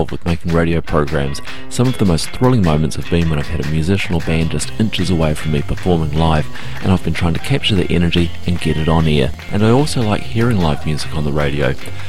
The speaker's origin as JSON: {"language": "English", "area": "Waiheke Island", "region": "Auckland", "country": "New Zealand", "tie": "born or raised there", "said": "From my hometown, Waiheke Island"}